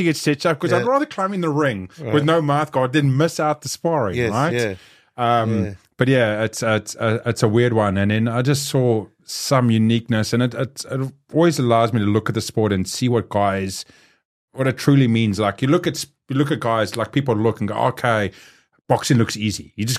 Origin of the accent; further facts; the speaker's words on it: South Africa; So growing up in South Africa, you know, having street fights there, doing everything else